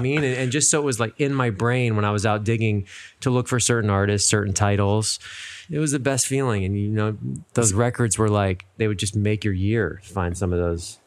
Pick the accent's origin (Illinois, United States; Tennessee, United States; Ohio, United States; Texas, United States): Ohio, United States; Cincinnati; moved away as an adult; also born or lived in Rochester, New York / New York City / Miami; now in Los Angeles, United States; Born and raised in Cincinnati